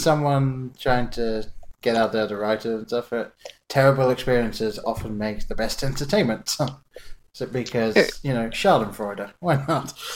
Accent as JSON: {"language": "English", "region": "England", "country": "United Kingdom", "tie": "born or raised there", "said": "growing up in England, I lived in a very small town"}